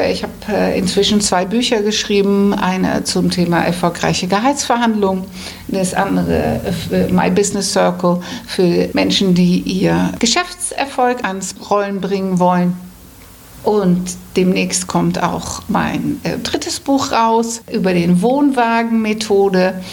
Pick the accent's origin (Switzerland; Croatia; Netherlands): Netherlands; accent: Hamburg; German is a second language; now in Hamburg, Germany; Und ich bin auch Holländerin, seit vielen, vielen Jahren inzwischen in Hamburg.